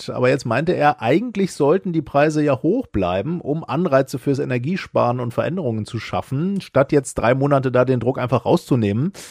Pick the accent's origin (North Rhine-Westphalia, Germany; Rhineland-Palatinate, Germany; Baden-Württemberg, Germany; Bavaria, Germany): Rhineland-Palatinate, Germany; Zweibrücken; Zwei Brücken.